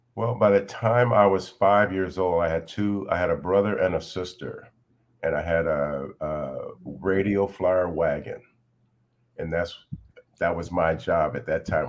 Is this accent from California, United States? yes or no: yes; Sacramento, California, United States; also born or lived in Bakersfield, California; that's where I was raised here in Sacramento, on right off of Grand Avenue, five blocks from the elementary school